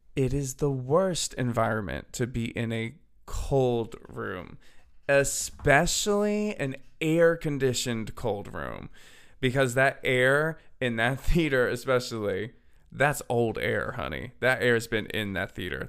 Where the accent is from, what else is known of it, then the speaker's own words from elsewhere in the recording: Bucks County, Pennsylvania, United States; moved away as an adult; now in Nashville, United States; I'm from Bucks County, P A, and I now live in Nashville, Tennessee